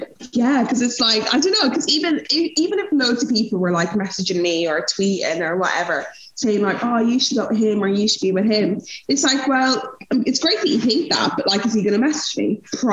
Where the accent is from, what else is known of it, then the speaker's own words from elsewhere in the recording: Nigeria; now in Europe; But I think as a Nigerian woman, names are so important